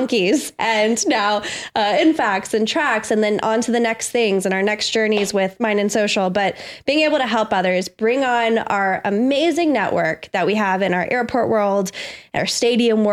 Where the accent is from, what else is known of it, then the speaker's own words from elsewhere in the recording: Georgia, United States; I'm from Georgia